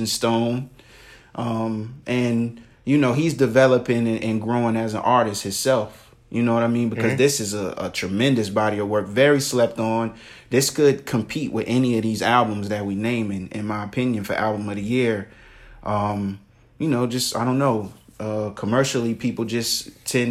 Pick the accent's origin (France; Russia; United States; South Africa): United States; Virginia; I'm from Virginia